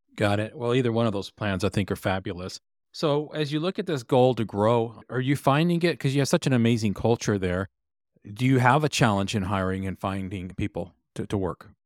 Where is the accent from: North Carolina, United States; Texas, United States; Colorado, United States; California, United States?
Texas, United States; I grew up in Texas